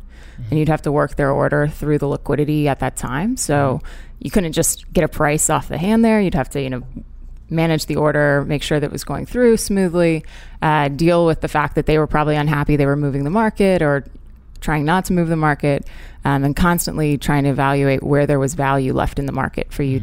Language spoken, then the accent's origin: English; Orlando, Florida, United States; moved away as an adult; also born or lived in Hong Kong / London; I grew up in Orlando, Florida